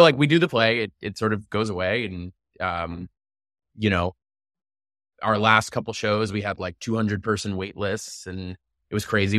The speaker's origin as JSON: {"language": "English", "town": "New York City", "region": "New York", "country": "United States", "tie": "born or raised there", "said": "I grew up in New York City"}